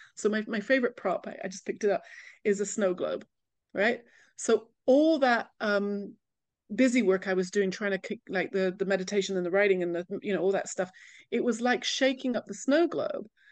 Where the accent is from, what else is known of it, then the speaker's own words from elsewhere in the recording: England, United Kingdom; moved away as an adult; also born or lived in California; now in Jerusalem, Israel; being very English, when I moved to California